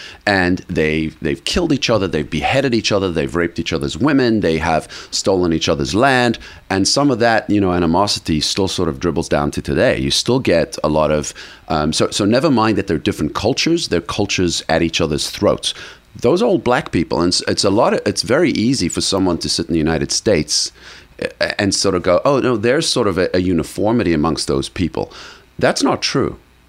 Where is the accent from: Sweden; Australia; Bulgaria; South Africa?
South Africa; I come from South Africa. South Africa, there are 11 national languages, believe it or not, okay?